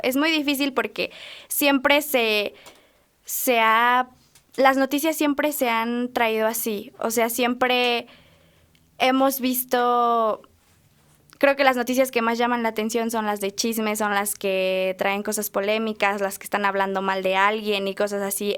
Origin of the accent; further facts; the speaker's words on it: Acambay, State of Mexico, Mexico; en Acambay, de donde soy